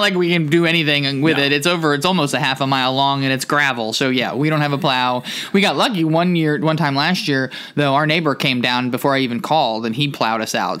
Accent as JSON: {"language": "English", "region": "New Jersey", "country": "United States", "tie": "born or raised there", "also_born_or_lived": "Camden, New Jersey", "moved": "yes", "said": "I grew up in New Jersey and I lived in Camden for nine years"}